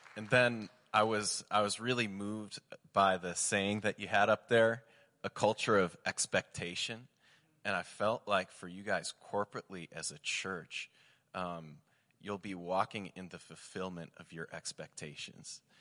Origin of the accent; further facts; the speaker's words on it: Michigan, United States; I'm from Michigan